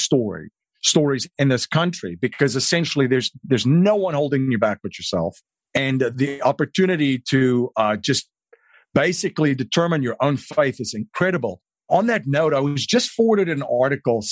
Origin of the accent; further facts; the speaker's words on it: South Africa; moved away as an adult; now in United States; I grew up in South Africa